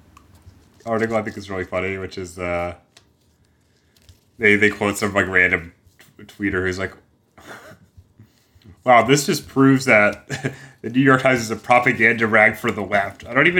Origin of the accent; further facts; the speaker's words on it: Melbourne, Victoria, Australia; We're both from Melbourne.